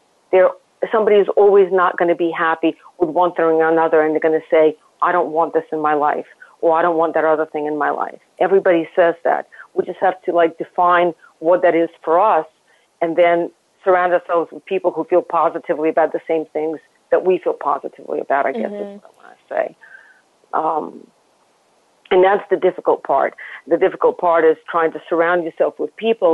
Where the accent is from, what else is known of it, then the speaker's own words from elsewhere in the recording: Saint Petersburg, Russia; also born or lived in Lawrence, Kansas / Rome / London / Dallas; now in New York, United States; I grew up in Russia where I never saw anybody who was any other color other than white